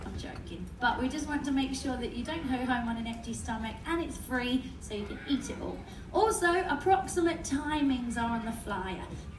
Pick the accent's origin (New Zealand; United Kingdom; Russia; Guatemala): United Kingdom; I'm British, so I don't want anyone waiting in lines any longer than you have to.